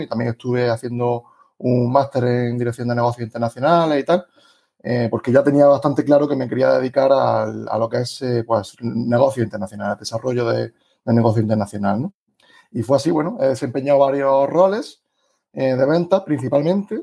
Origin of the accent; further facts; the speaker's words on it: Granada, Andalusia, Spain; accent: Andalusian; tengo un acento un poco especial por ser de, Andalucía y Granada en concreto